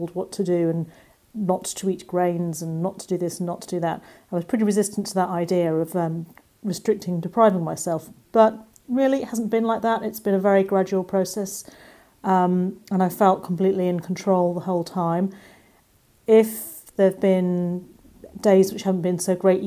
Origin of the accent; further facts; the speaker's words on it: England, United Kingdom; accent: English; I live in England, as you can probably hear from my accent